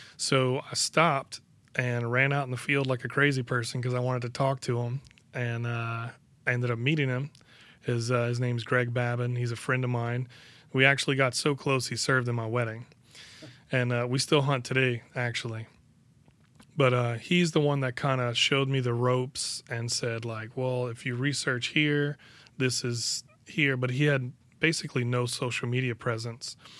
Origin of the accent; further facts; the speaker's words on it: Bayou Lafourche, Louisiana, United States; I've lived on the bayou most of my life. I moved away for four years and then I moved